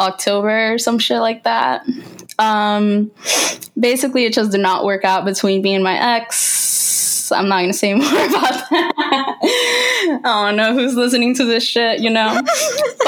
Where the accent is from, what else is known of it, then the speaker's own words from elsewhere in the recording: Bergenfield, New Jersey, United States; now in Tampa, United States; when I lived in Jersey, in Bergenfield